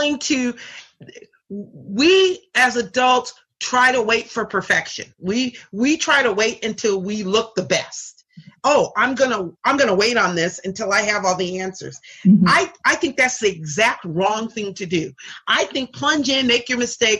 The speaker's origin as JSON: {"language": "English", "town": "Seattle", "region": "Washington", "country": "United States", "tie": "born or raised there", "said": "I grew up in Seattle"}